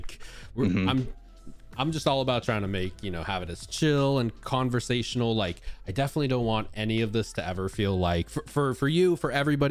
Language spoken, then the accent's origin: English; Southern Utah, United States; I grew up in Southern Utah, so everyone around us was Mormon